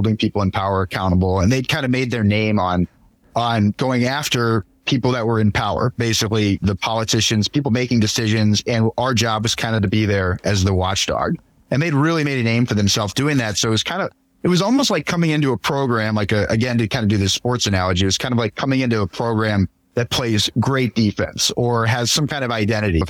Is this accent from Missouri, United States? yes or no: yes; St. Louis, Missouri, United States; moved away as an adult; also born or lived in Buffalo, New York; now in Minneapolis, United States; growing up in St. Louis and going to Mizzou